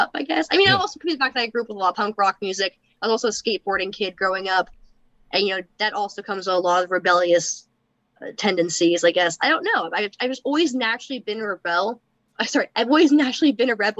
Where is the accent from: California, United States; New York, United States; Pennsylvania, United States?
California, United States; Berkeley; I was born and raised in Berkeley, California